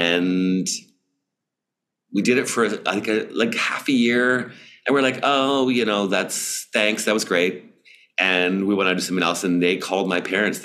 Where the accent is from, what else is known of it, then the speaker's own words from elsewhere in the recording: Toronto, Ontario, Canada; I grew up in Toronto.